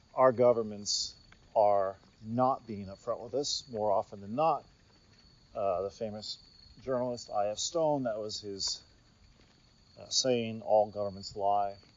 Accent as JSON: {"language": "English", "country": "United States", "moved": "yes", "said": "as an American who's Gen X, born in 73"}